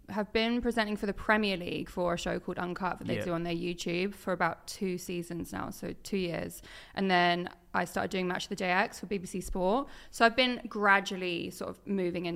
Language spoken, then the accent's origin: English; Norwich, East of England, United Kingdom; moved away; also born or lived in Suffolk / Manchester; I'm originally from Norwich